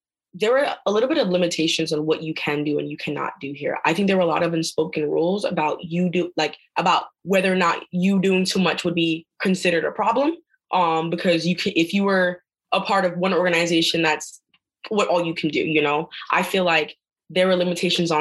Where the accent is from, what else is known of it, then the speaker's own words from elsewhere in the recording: New York City, New York, United States; I am from Brooklyn, New York. Born and raised to a single Black mom